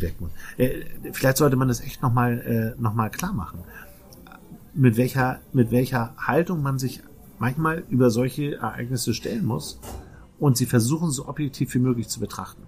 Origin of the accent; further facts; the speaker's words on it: Northern Germany, Germany; accent: norddeutsch (Northern German); unserem norddeutschen Akzent